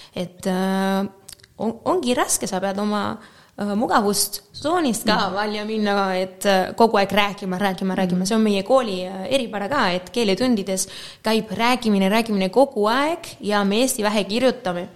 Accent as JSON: {"language": "Estonian", "town": "Málaga", "region": "Andalusia", "country": "Spain", "tie": "born or raised there", "also_born_or_lived": "Moscow, Russia / Estonia", "second_language": "Estonian", "moved": "as an adult", "said": "mina olen pärit Malagast, e, mitte Marbellast, aga Malagast"}